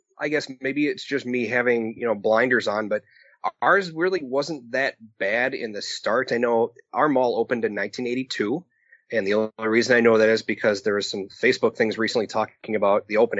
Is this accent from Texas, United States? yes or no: no; Wausau, Wisconsin, United States; That's where I grew up and where I'm currently living. Yeah, I'm up in Wausau